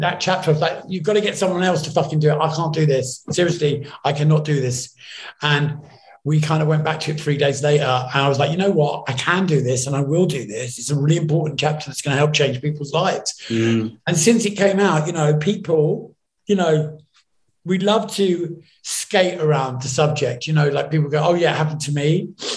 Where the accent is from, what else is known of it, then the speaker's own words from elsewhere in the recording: New York, United States; growing up in New York